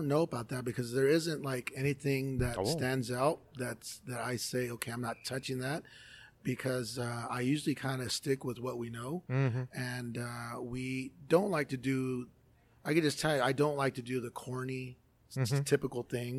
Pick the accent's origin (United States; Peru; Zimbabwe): United States; Los Angeles, California; moved away; I was born and raised in Los Angeles.